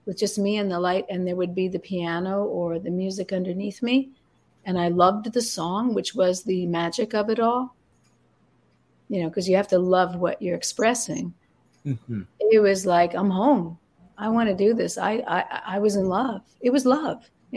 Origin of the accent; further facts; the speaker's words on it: Suffern, New York, United States; I was raised in Suffern